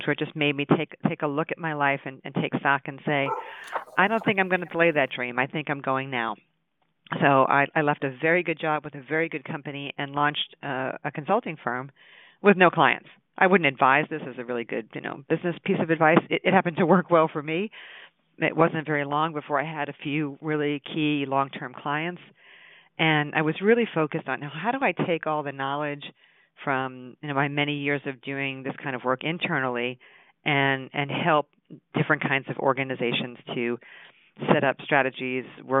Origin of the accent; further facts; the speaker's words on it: Long Island, New York, United States; moved away; I grew up on Long Island